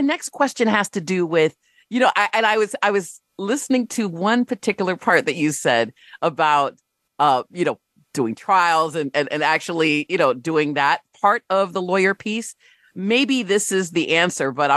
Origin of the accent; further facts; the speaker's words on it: Rochester Hills, Michigan, United States; my experience growing up in Rochester Hills, Michigan